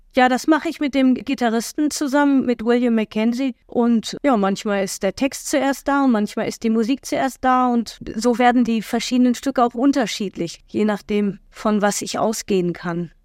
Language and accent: German; Germany; wir Deutschen